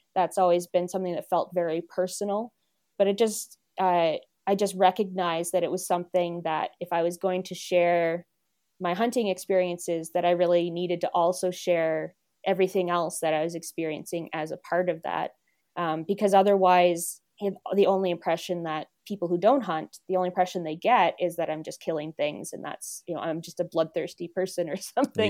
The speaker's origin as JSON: {"language": "English", "region": "East Coast", "country": "Canada", "moved": "yes", "lives_now": "Alberta, Canada", "said": "I'm technically from a city, but I'm from the East Coast."}